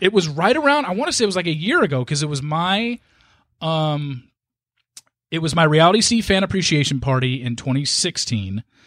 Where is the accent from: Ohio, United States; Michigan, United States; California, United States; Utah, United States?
California, United States; Southern; growing up in Southern California